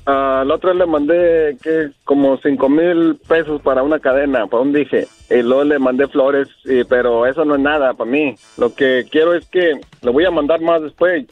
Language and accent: Spanish; Torreón, Coahuila, Mexico; now in United States; yo también soy de Torreón